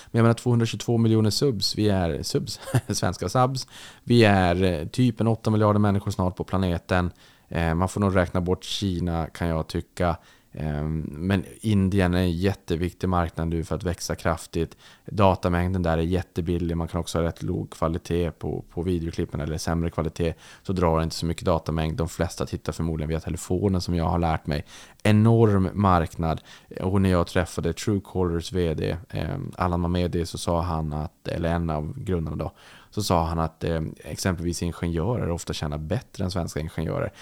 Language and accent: Swedish; Sweden; när jag växte upp i Sverige